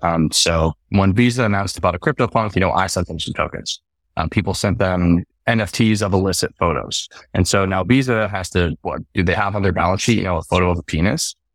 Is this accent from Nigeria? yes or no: no; Canada; So I'm originally from Canada